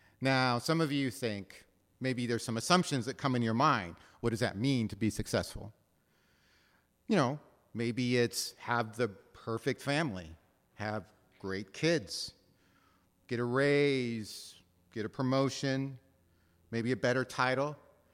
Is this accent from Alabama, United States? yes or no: no; Seattle, Washington, United States; Now, recognize, I'm from Ballard, right? And you all know where Ballard is. It's on the other side of the cut, right?